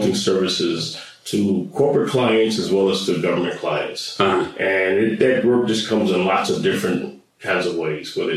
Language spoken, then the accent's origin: English; West Palm Beach, Florida, United States; moved away; I grew up in South Florida, down in West Palm Beach and Riviera Beach